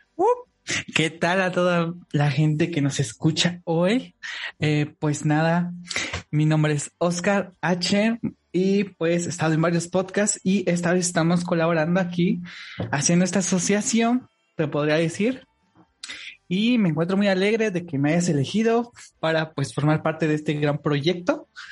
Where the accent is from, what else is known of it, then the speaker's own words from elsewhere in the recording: Oaxaca, Mexico; yo soy de México, pero de, una parte, eh, pues, del sur, digamos, que viene siendo el, el hermosísimo estado de Oaxaca